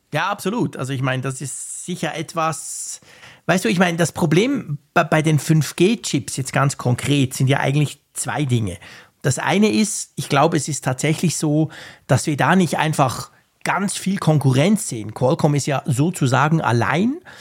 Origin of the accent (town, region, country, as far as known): Switzerland